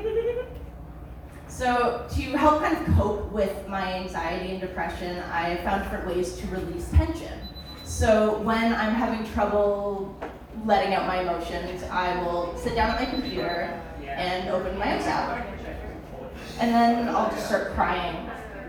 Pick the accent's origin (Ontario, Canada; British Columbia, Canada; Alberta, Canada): Ontario, Canada; Welland; moved away; I am from Welland